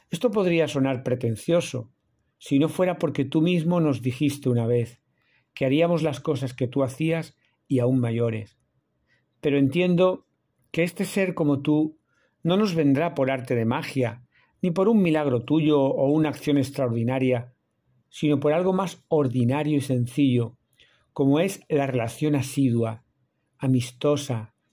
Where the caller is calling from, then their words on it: Seville, Andalusia, Spain; de la Fraternidad Misionera Verbunday. Os hablo desde Sevilla, hoy jueves 18 de enero.